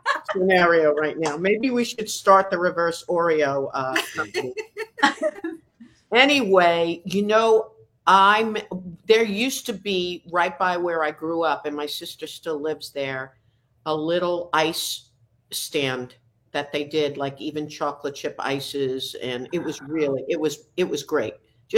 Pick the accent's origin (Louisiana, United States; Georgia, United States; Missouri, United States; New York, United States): New York, United States; Long Island; also born or lived in Brooklyn, New York; now in Nashville, United States; I was brought up on Long Island.